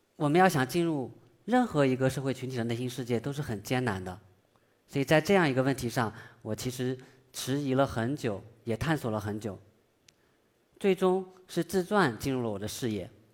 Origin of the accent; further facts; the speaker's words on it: China; 我们中国人